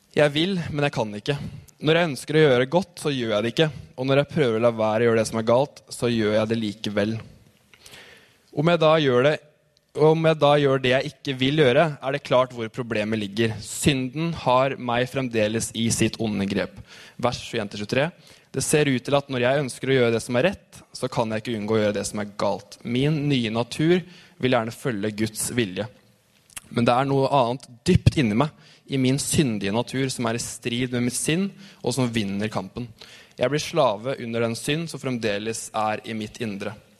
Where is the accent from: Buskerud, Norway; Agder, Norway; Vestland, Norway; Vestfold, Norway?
Vestfold, Norway; Tønsberg; Jeg har vokst opp Tøns i Tønsberg.